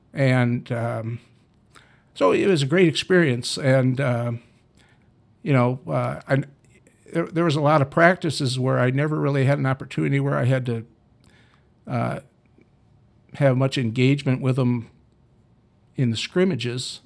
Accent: Dubuque, Iowa, United States; I was from Dubuque. Uh, went to Waller High School

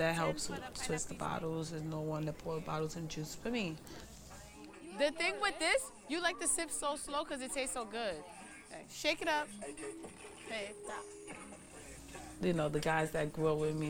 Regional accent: New York City, New York, United States; I grew up in Bushwick too, not just Crown Heights and Bed-Stuy.

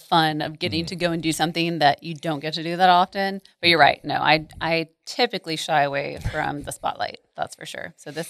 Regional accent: Arlington, Texas, United States; also born or lived in Mansfield; And I'm from here. So I grew up in Arlington and Mansfield and have never left the Metroplex. So I'm a local.

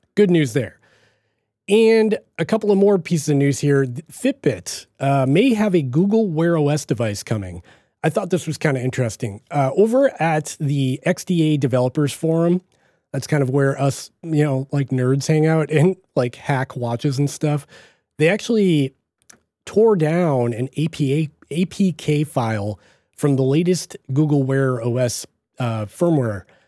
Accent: Boston, Massachusetts, United States; accent: Boston; my Boston accent

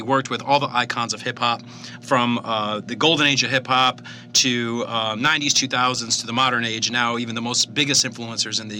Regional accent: Chicago, Illinois, United States; we're both from Chicago, yep. we're both from the city

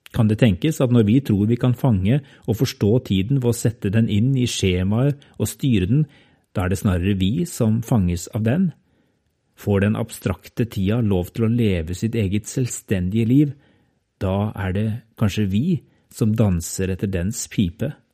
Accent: Norway; jeg er norsk

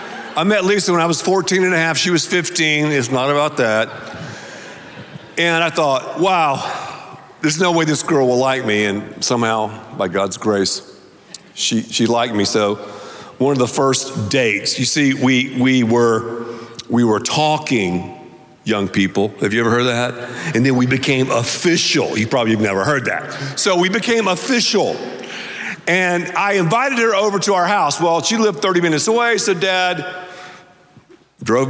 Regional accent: the South, United States; I grew up, because I'm from the South, saying naked

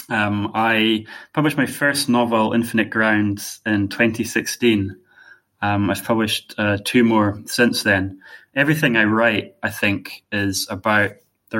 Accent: Inverness, Scotland, United Kingdom; I'm from Inverness in the Highlands of Scotland

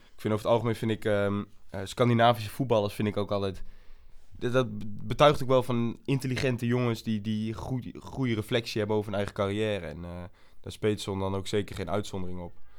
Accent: Almelo, Overijssel, Netherlands; moved away as an adult; also born or lived in south of the Netherlands / Groningen; Ik eh, kom uit Almelo. Ik ben geboren in het zuiden van het land. Maar ben eigenlijk op mijn jaar leeftijd ben ik al naar Almelo gekomen.

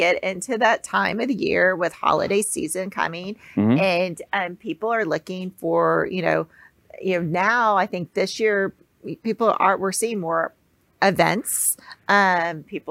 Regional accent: Texas, United States; I'm from Texas

